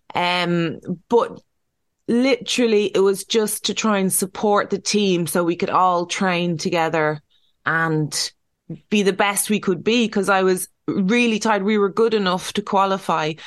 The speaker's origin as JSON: {"language": "English", "country": "Ireland", "said": "we're Irish."}